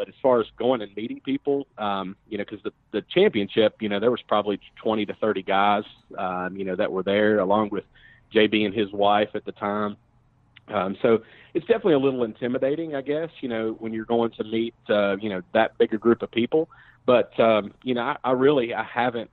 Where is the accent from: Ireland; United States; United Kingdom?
United States; Nashville, Tennessee; moved away as an adult; now in Charlotte, United States; I'm originally from Nashville